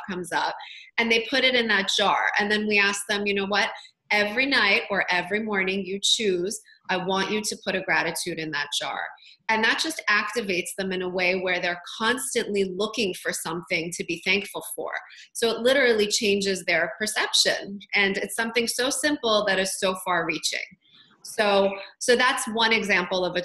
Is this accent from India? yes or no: no; Toronto, Ontario, Canada; I'm from Toronto